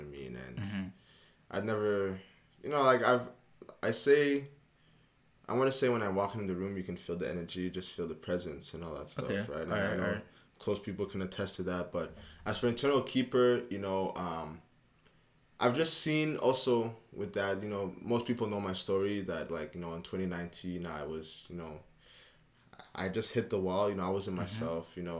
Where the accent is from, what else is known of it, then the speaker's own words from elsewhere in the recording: Montreal, Quebec, Canada; moved away; also born or lived in Bulawayo, Zimbabwe; I grew up in Montreal, you know, good 12 years